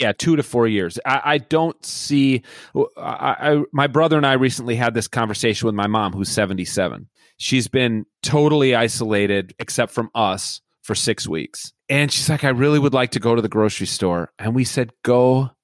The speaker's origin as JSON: {"language": "English", "town": "Edina", "region": "Minnesota", "country": "United States", "tie": "born or raised there", "said": "when I was growing up in Edina, Minnesota"}